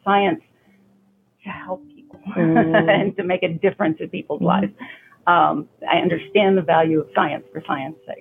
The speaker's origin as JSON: {"language": "English", "town": "Yukon", "region": "Oklahoma", "country": "United States", "tie": "born or raised there", "said": "I am an Oki native. Mm-hmm. I have been here my whole life."}